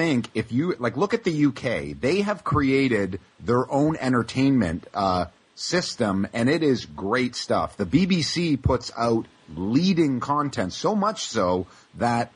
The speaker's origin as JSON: {"language": "English", "country": "Canada", "also_born_or_lived": "Toronto", "said": "by us being Canadian"}